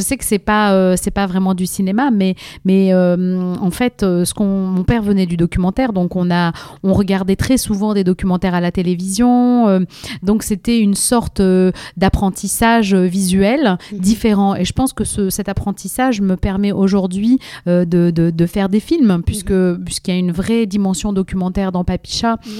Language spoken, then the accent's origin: French; Algiers, Algiers Province, Algeria; moved away as an adult; also born or lived in Moscow, Russia; now in France; j'ai vécu trois ans à Moscou et puis après, on a, on a déménagé à Alger. Donc j'ai vécu une grosse partie de, donc de, ma, de ma jeunesse euh, en Algérie